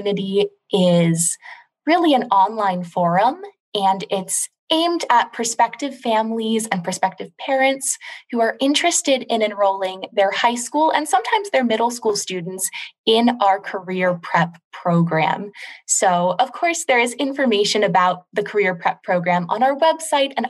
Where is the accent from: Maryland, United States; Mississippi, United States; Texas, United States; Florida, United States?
Maryland, United States; moved away as an adult; also born or lived in New Orleans, Louisiana; I'm originally from Maryland